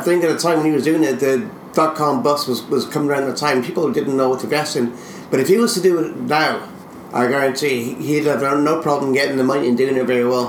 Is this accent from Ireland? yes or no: yes; Ireland